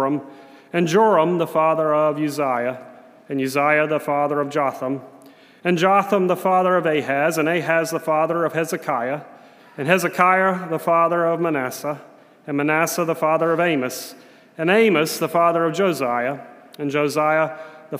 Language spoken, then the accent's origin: English; South Carolina, United States; My house when I was growing up in South Carolina was a ranch-style house